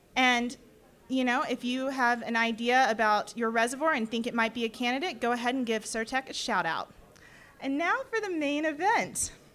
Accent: Mississippi, United States; now in Colorado, United States; I'm from Mississippi.

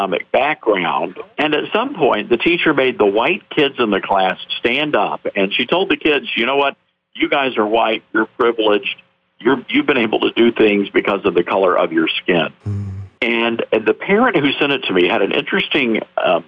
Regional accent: the South, United States; I'm a Southerner, and so I, you know, by birth

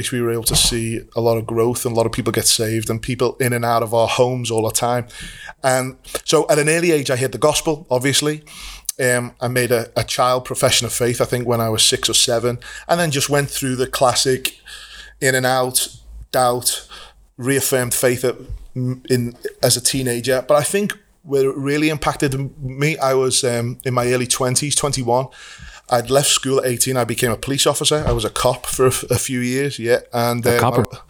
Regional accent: Liverpool, North West England, United Kingdom; accent: Scouse; we both grew up in Liverpool. We are what we're called Scousers

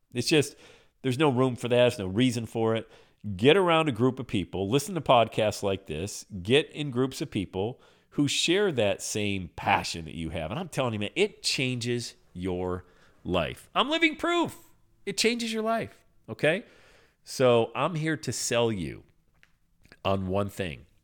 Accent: Pennsylvania, United States; I grew up in Pennsylvania

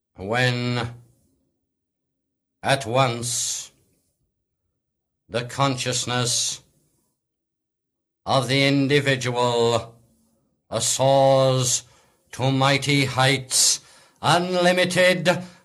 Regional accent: Wellington, West Midlands, United Kingdom; born there; The very fact that I have to go in and say I was born in Wellington, England, is a limitation.

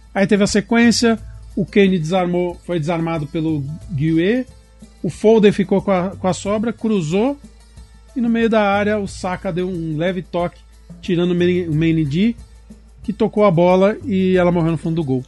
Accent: Brazil; por ser brasileiro

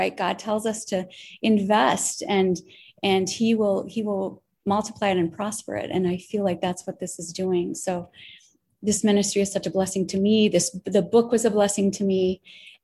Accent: Minneapolis, Minnesota, United States; moved away as an adult; also born or lived in Idaho / Wisconsin / Pennsylvania / Alabama; now in Oklahoma, United States; I grew up in Minneapolis

